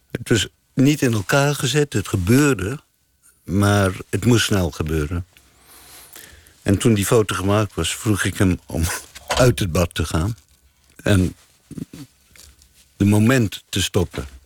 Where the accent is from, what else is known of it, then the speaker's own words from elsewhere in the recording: South Africa; now in Amsterdam, Netherlands; Ehm, nou, ik ben uit Zuid-Afrika vertrokken. Een eenrichting ticket naar Luxemburg. Door Duitsland. In Nederland terechtgekomen, Amsterdam.